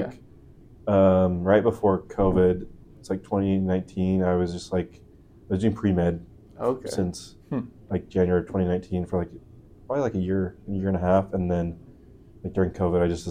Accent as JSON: {"language": "English", "town": "Houston", "region": "Texas", "country": "United States", "moved": "yes", "lives_now": "Provo, United States", "said": "I'm from Houston, Texas originally"}